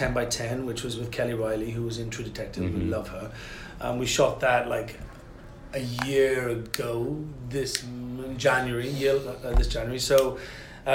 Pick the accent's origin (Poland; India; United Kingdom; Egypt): United Kingdom; Wales; I am Welsh